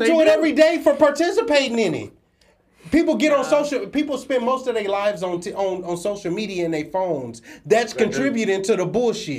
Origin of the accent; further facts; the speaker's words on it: Nigeria; me personally being a Nigerian